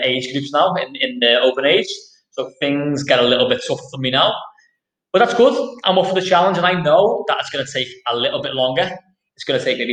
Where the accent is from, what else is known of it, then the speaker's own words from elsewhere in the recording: Liverpool, North West England, United Kingdom; I'm from Liverpool. I'm from Anfield, Liverpool, which is a deprived area.